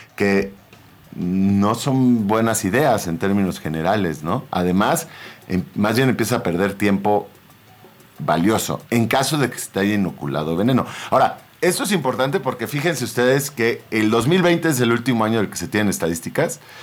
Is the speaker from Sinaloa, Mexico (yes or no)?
yes; Sinaloa, Mexico; yo soy de Sinaloa, la familia de papatos son de Sinaloa y de rancho